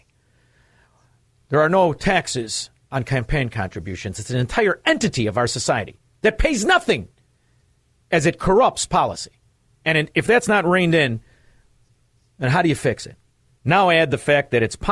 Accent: Chicago, Illinois, United States; moved away; I'm formerly from Chicago

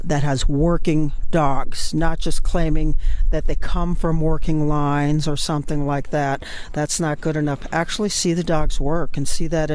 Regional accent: Southern Illinois, United States; I'm from Southern Illinois

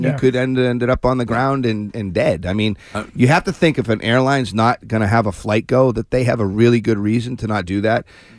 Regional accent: Shrewsbury, Massachusetts, United States; Shrewsbury. My hometown

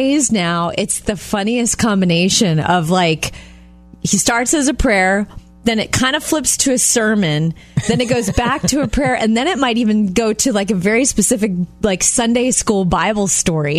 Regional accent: Jupiter, Florida, United States; moved away; They live in my hometown of Jupiter, Florida

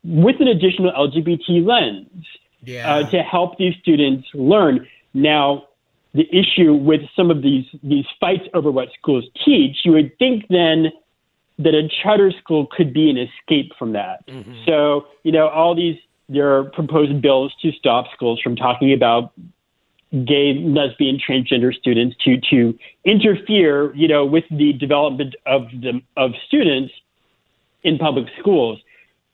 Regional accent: Florida, United States; moved away as an adult; also born or lived in South Carolina; I grew up in Florida

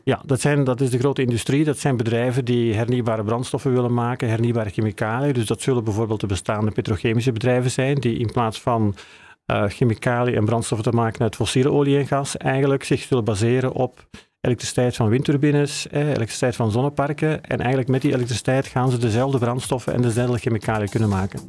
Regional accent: Belgium; moved away as an adult; now in Netherlands; Zoals je kan horen kom ik uit België, eh, maar ik werk al tien jaar hier in Nederland.

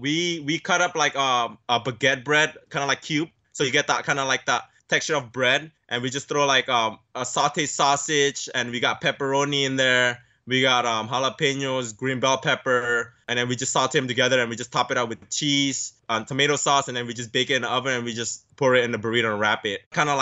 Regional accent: California, United States; Growing up in San Gabriel Valley, where a majority of Asians, I'm so lucky to live around that neighborhood

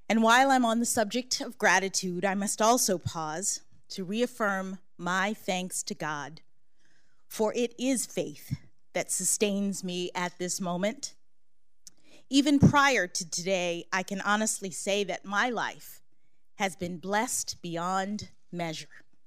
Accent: Washington, District of Columbia, United States; born or raised there

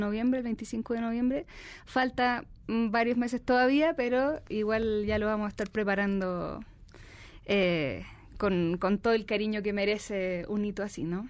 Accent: Chile; now in Mexico City, Mexico; mi tierra, de Chile.

